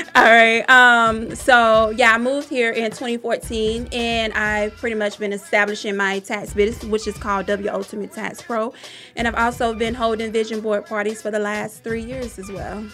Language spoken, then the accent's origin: English; Augusta, Georgia, United States; moved away as an adult; now in Atlanta, United States; I am born and raised in Augusta, Georgia. Um, I moved here to Atlanta in 2014